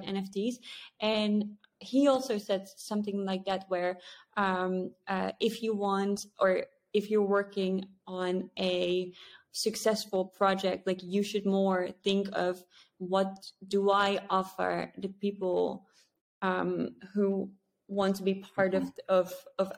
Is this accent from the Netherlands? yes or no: yes; Netherlands; I was born in the Netherlands, very safe